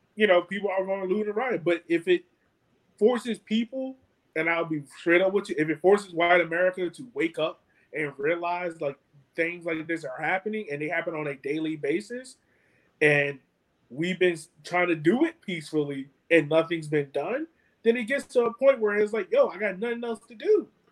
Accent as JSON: {"language": "English", "town": "Richmond", "country": "United States", "tie": "born or raised there", "said": "I'm from Richmond. I grew up in the hood, but I'm removed from it now"}